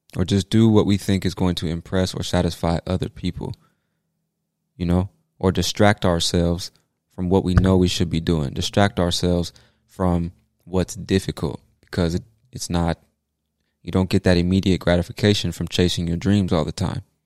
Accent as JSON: {"language": "English", "country": "United States", "said": "I'm an American"}